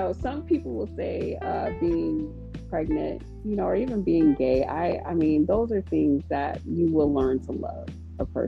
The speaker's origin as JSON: {"language": "English", "region": "Texas", "country": "United States", "said": "I'm from Texas, and well, anyways, I am a Texan"}